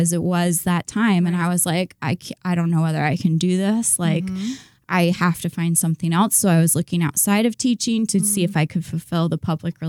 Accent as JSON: {"language": "English", "town": "Pataskala", "region": "Ohio", "country": "United States", "tie": "born or raised there", "also_born_or_lived": "Florida", "lives_now": "Columbus, United States", "said": "I grew up in Pataskala."}